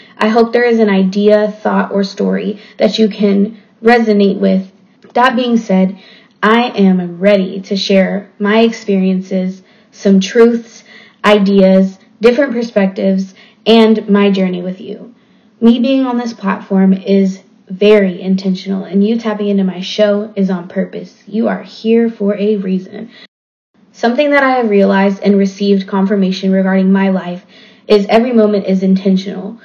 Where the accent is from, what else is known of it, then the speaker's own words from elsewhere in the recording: Waco, Texas, United States; also born or lived in North Dallas, Texas; now in Dallas, United States; I'm from Waco, Texas, but I currently live in North Dallas